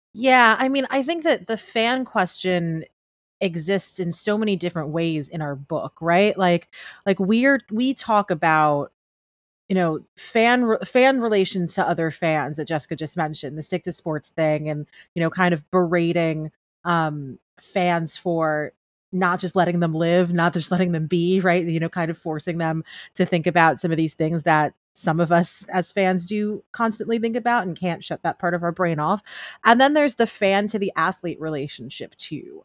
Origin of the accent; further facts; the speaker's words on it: New York, United States; moved away as an adult; now in Los Angeles, United States; I'm born and raised in New York, and I had been living in L A for the last year